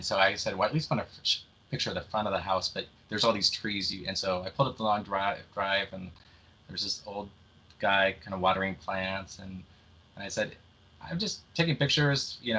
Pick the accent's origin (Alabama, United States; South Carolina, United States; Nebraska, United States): Nebraska, United States; moved away; I came all the way from Nebraska